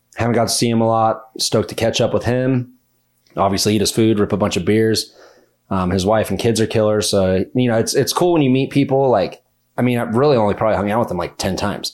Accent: Minden, Nevada, United States; I'm from Minden, Nevada

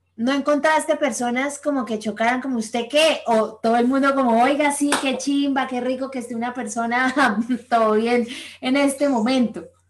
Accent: Colombia; moved away; somos colombianos y tenemos amigos allá

